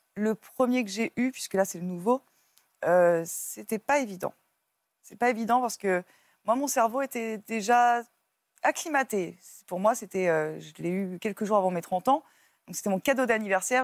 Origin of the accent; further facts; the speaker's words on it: Paris, Île-de-France, France; moved away; je viens de Paris et puis après, je suis partie vivre en campagne